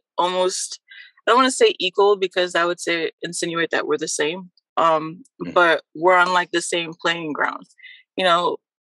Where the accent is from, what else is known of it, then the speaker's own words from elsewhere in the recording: Trinidad & Tobago; now in New Jersey, United States; nationality-wise, I am a Trinidadian, born in Trinidad and Tobago.